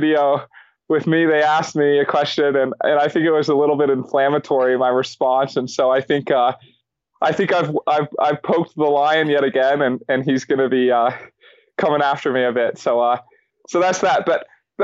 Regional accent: Boulder, Colorado, United States; growing up in Boulder my whole life

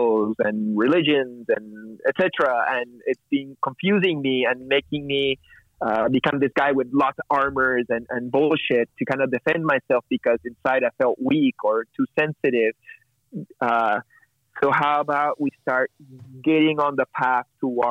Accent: Peru; now in Montreal, Canada; growing up in Peru, and which is a macho society in the 80s and the 90s

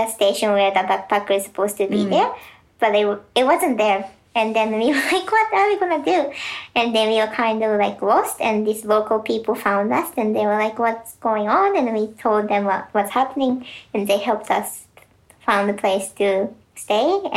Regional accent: Japan; now in New Zealand; I'm originally from Japan

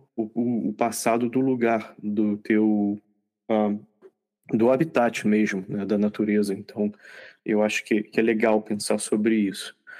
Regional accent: Rio de Janeiro, Brazil; somos, somos cariocas, né? Os três aqui na gravação

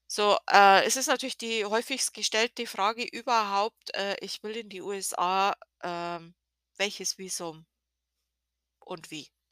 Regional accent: Germany; als Deutsche

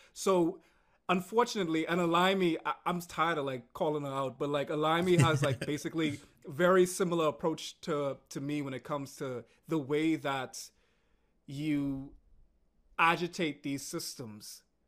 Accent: Bahamas; moved away as an adult; also born or lived in United States; growing up in the Caribbean, we're very socially conservative

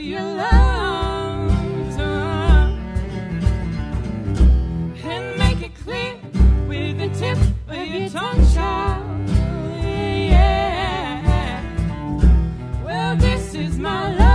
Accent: Teays Valley, West Virginia, United States; also born or lived in Richmond; I grew up in Taze Valley

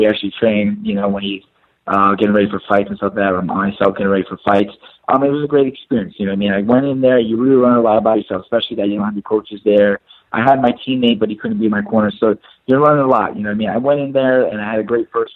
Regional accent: Ramsey, New Jersey, United States; I'm born and raised from Jersey, Ramsey, New Jersey, Bergen County

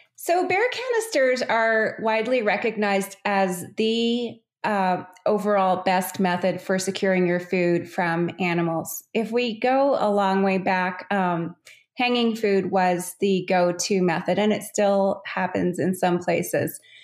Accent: Calgary, Alberta, Canada; I grew up in Calgary, which is just uh, at the base of the Rocky Mountains in Canada.

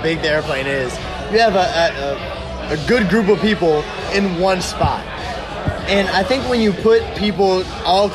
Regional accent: South Louisiana, United States; we're from South Louisiana

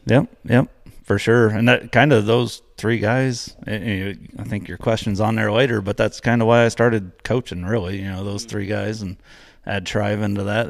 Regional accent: Palestine, Indiana, United States; I grew up in Palestine, Indiana

